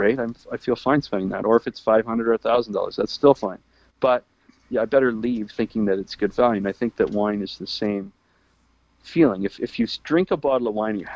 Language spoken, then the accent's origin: English; Canada; we're Canadian